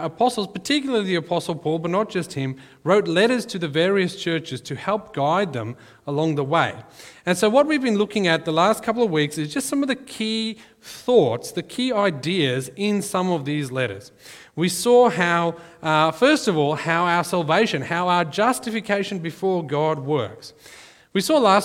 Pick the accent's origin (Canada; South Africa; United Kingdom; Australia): South Africa; growing up in South Africa, we had, unofficially, we had corporal punishment in our school